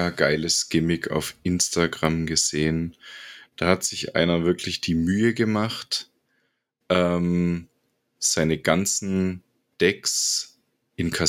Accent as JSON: {"language": "German", "region": "Bremen", "country": "Germany", "said": "ich bin aus Bremen."}